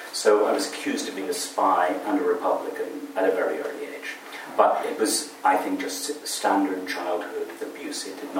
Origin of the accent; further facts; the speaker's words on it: Kaduna, Kaduna State, Nigeria; also born or lived in Cork, Ireland; I was born in Cork in 1958, so I'm a little older than you, distinctly older. I was taken to Nigeria at the age of 13 months, and the Nigerian Civil War more or less broke out in our backyard. We were living in Kaduna in northern Nigeria.